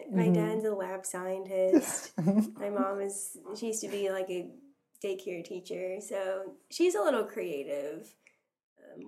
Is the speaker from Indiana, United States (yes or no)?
yes; Indiana, United States; I was born in Indiana, but my parents and my older two sisters were born in Egypt, and they moved here before I was born. So I am an American